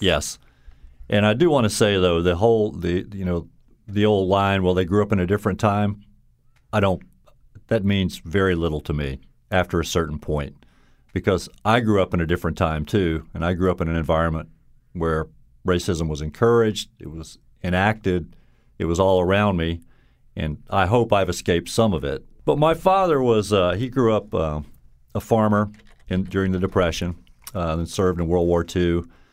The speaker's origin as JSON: {"language": "English", "town": "Baton Rouge", "region": "Louisiana", "country": "United States", "tie": "born or raised there", "also_born_or_lived": "Alabama", "accent": "Southern drawl", "moved": "as an adult", "lives_now": "Connecticut, United States", "said": "I grew up in Baton Rouge, Louisiana, and my parents were from Mississippi"}